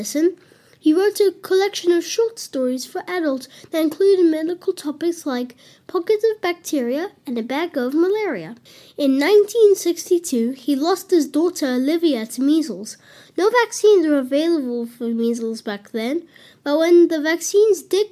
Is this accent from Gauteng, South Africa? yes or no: yes; Johannesburg, Gauteng, South Africa; I'm 9 years old and I'm from Johannesburg, South Africa.